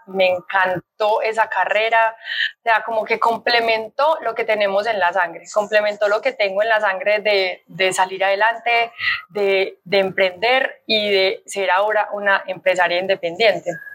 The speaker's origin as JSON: {"language": "Spanish", "country": "Colombia", "also_born_or_lived": "Australia", "said": "en Colombia está mi empresa, mi familia, mis amigos, mi gente, mi tierra"}